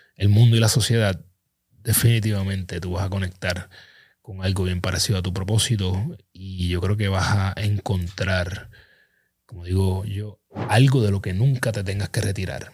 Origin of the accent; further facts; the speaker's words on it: Ponce, Puerto Rico; Ponce, mi pueblo natal